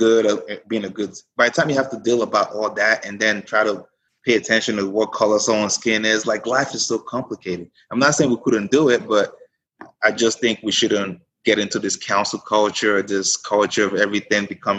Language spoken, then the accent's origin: English; Frisco, United States; I grew up in Frisco